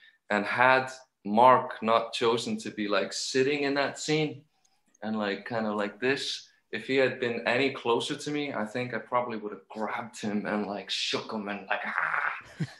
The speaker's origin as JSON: {"language": "English", "country": "Iceland", "said": "I'm from Iceland"}